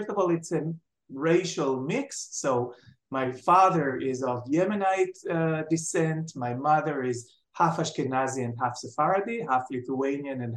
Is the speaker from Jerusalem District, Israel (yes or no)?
yes; Jerusalem, Jerusalem District, Israel; moved away as an adult; also born or lived in Tel Aviv; I was born in Jerusalem and brought up in Jerusalem